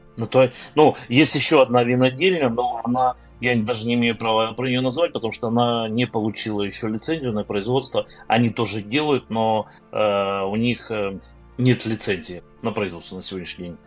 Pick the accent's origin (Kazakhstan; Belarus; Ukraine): Ukraine; Crimea; now in Kyiv, Ukraine; я родом из Крыма